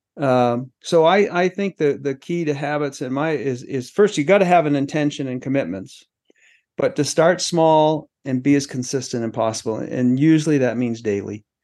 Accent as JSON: {"language": "English", "region": "Maine", "country": "United States", "tie": "born or raised there", "also_born_or_lived": "Los Angeles", "moved": "yes", "lives_now": "Colorado, United States", "said": "I grew up in Maine"}